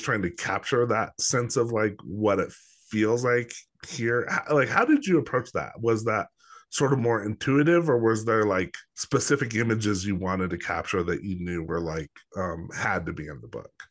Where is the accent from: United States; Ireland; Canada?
United States; Los Alamos, New Mexico; also born or lived in Albuquerque; I didn't grow up in Albuquerque. I grew up in Los Alamos